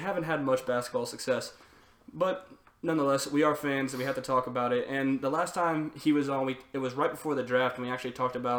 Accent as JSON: {"language": "English", "town": "Atlanta", "region": "Georgia", "country": "United States", "said": "I'm from Atlanta."}